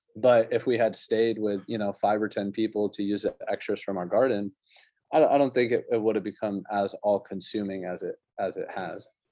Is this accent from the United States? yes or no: yes; Colorado, United States; when I was growing up in Colorado, we used to get our milk delivered